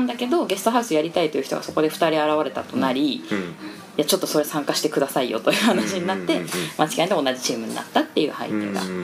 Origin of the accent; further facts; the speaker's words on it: Kawagoe, Saitama, Japan; 私は川越出身